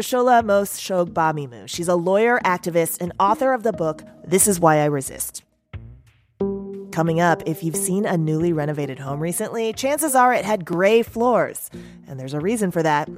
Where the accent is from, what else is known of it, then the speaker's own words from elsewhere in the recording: United States; I'm so American